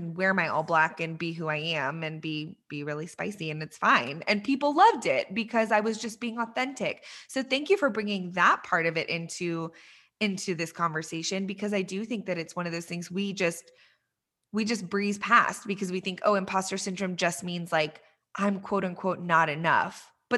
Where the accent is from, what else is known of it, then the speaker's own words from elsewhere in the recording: Iran; born there; I mentioned to you when we were chatting earlier that I was born in Iran